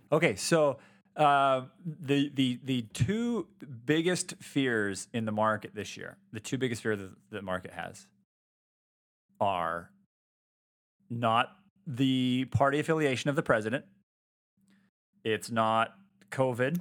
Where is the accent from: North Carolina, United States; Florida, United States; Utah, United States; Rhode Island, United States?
Utah, United States; born and raised here in Utah.